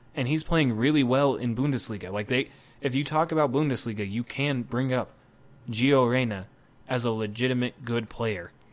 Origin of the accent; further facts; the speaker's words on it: United States; also born or lived in Spain; as an American